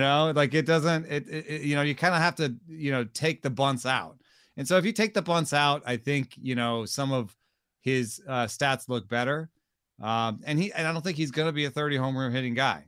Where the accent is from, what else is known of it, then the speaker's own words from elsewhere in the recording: Atlanta, Georgia, United States; I grew up in Atlanta, so those people were my compatriots when I was growing up